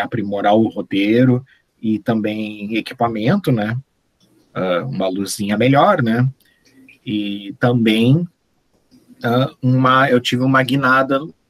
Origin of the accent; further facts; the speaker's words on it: Brazil; nós somos brasileiros